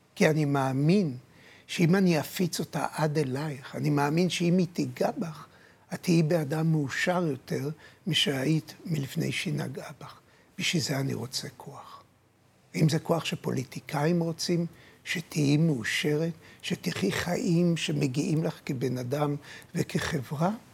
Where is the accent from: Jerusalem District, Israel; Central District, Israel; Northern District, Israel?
Jerusalem District, Israel; Jerusalem; כשנולדתי, נולדתי בירושלים, נולדתי מול החומות בתלביה